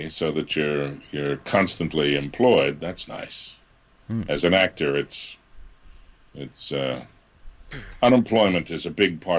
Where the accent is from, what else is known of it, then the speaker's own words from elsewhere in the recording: Boston, Massachusetts, United States; accent: Boston; I I grew up in the Boston area, so I I did have a bit of a Boston accent that I had to lose as I got into the voice world.